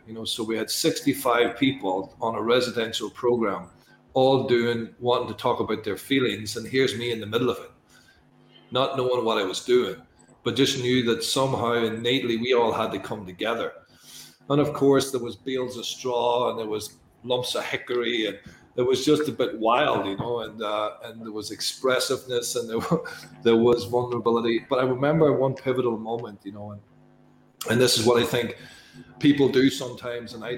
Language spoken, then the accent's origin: English; Northern Ireland, United Kingdom; I'm from Northern Ireland